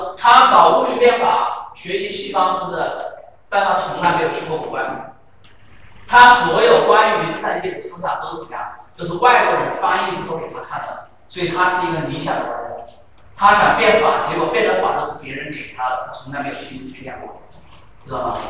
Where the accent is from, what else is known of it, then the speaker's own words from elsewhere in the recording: Guangdong, China; 然后就出现了我们广东人。